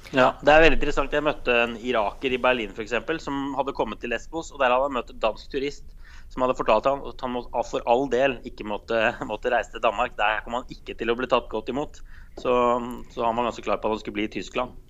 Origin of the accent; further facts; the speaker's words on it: Norway; jeg er fra Norge